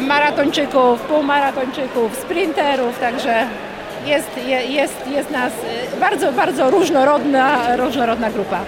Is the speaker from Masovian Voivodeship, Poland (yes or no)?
no; Chodzież, Greater Poland, Poland; u nas w Chodzieży